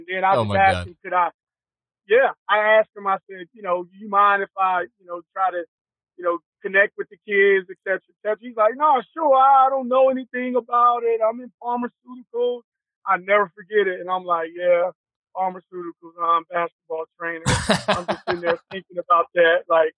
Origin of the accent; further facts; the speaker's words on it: Greenville, North Carolina, United States; my hometown, which is Greenville, North Carolina, where I'm from, born, raised.